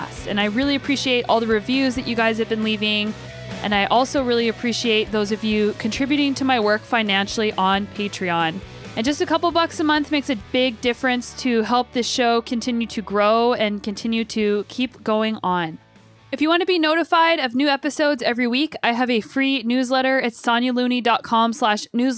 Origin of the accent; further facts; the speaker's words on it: Albuquerque, New Mexico, United States; moved away as an adult; also born or lived in Boulder; now in British Columbia, Canada; I grew up in Albuquerque